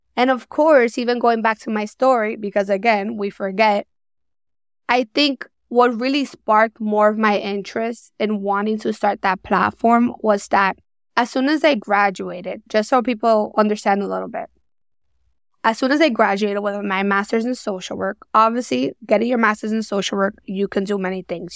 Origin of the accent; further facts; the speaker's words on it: New York City, New York, United States; Born and raised in New York